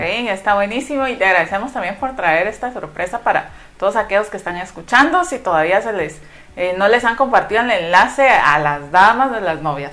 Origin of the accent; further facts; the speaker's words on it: Guatemala; como guatemaltecos nos recordemos que, cuáles son nuestras raíces